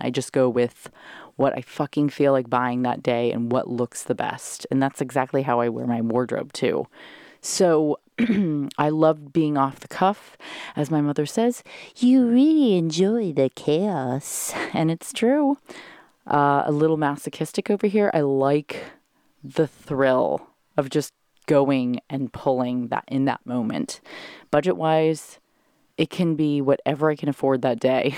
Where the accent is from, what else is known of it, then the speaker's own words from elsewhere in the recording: Carlsbad, California, United States; moved away; it's my hometown, bitches. I grew up here, went to Carlsbad High